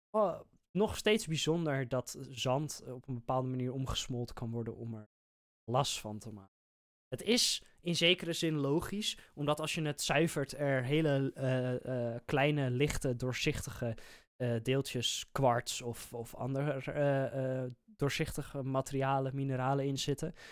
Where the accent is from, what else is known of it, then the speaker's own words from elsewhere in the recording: Netherlands; wij als Nederlanders